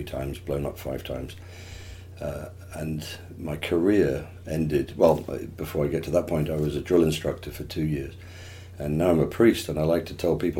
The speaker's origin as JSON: {"language": "English", "town": "Plymouth", "region": "South West England", "country": "United Kingdom", "tie": "born or raised there", "moved": "yes", "said": "I was born in England, obviously, in a little place called Plymouth, where the Mayflower set sail from"}